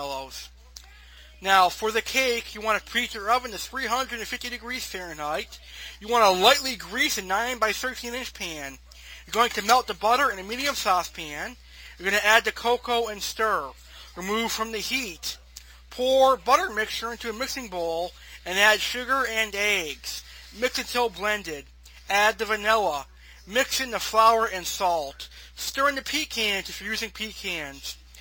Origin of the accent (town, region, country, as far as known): United States